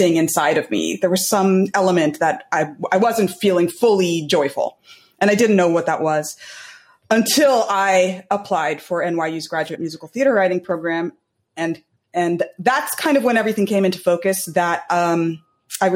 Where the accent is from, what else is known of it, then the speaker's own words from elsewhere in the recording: California, United States; moved away as an adult; now in New York, United States; I was born in New York, and I am also and then I grew up in California